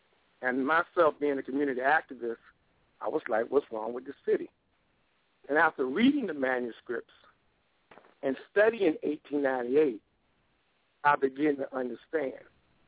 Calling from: Wilmington, North Carolina, United States; Greetings. I'm calling from Wilmington, North Carolina, to be exact.

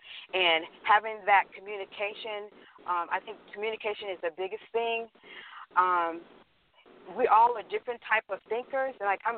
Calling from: Houston, Texas, United States; Oh, I'm calling from Houston, Texas.

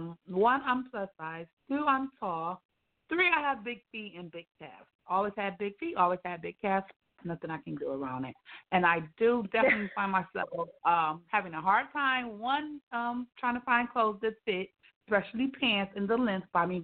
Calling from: Atlanta, Georgia, United States; I'm the owner of Peacefully Made by …, and I am calling from Atlanta, Georgia.

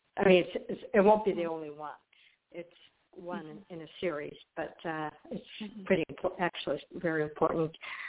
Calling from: Florida, United States; I'm calling from Florida.

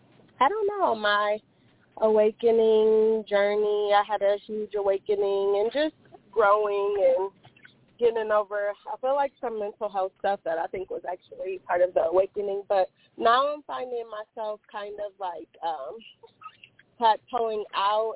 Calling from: Phoenix, Arizona, United States; I am calling from Phoenix, Arizona

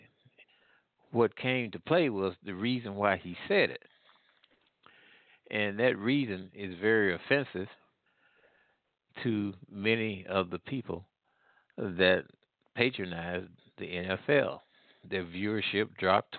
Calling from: Midwest, United States; I'm calling from the Midwest.

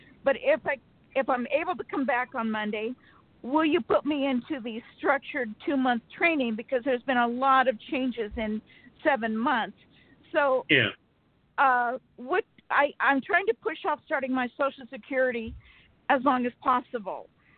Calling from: Sacramento, California, United States

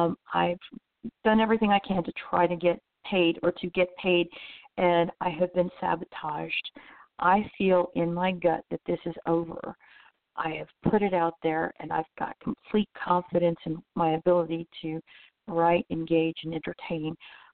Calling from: Orlando, Florida, United States; I'm calling from Central Florida, in specific at Orlando.

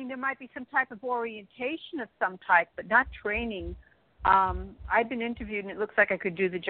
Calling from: New York, United States; I'm calling from New York

